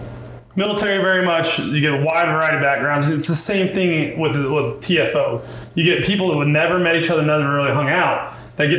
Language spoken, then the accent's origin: English; Dodge City, Kansas, United States; we're from Dodge City, Kansas.